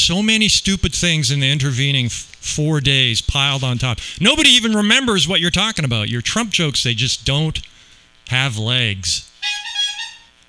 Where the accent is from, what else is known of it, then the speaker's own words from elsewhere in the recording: Canada; now in Las Vegas, United States; I grew up in Canada where we don't really have guns so much